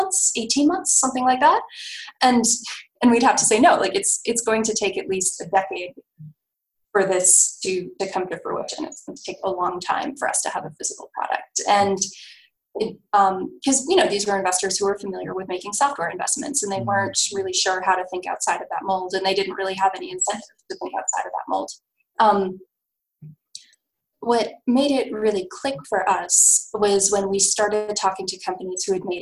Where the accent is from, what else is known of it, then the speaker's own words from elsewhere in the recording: United States; as an American